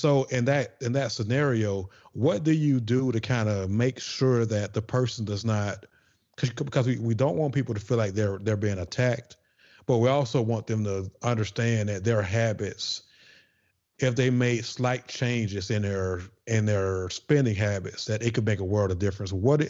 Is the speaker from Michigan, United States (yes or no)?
no; Atlanta, Georgia, United States; You know, we're from Atlanta.